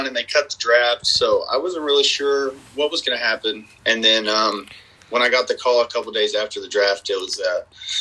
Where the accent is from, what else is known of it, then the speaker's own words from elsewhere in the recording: Dallas, Texas, United States; all the local Texas Dallas teams I grew up watching. So I kind of like the ones in my own backyard